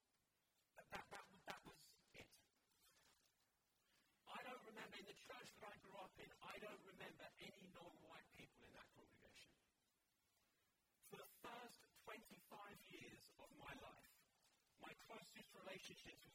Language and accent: English; London, United Kingdom; I grew up in London